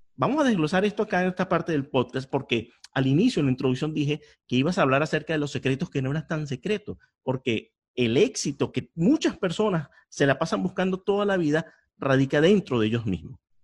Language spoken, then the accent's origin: Spanish; Venezuela; now in Miami, United States; yo soy de Venezuela